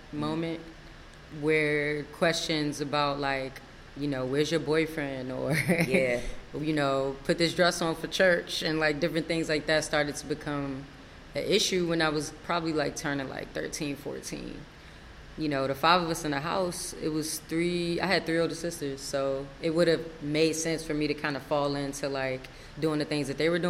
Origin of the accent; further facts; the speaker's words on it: Largo, Maryland, United States; also born or lived in Washington, D.C. / Forestville, Maryland; I grew up in Maryland, like you said. I was born in Washington, D.C. For a really short time, lived in Forestville and grew up in Largo